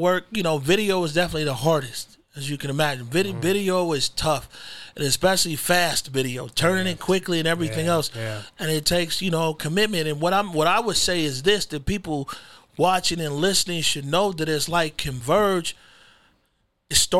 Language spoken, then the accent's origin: English; Seattle, Washington, United States; also born or lived in North Carolina / Kenya; I grew up in a CD